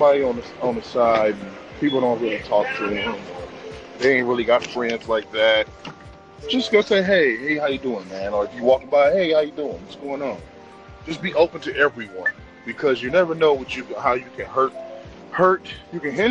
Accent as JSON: {"language": "English", "town": "Detroit", "region": "Michigan", "country": "United States", "said": "I'm from Detroit. I'm from the D, straight out of Detroit City"}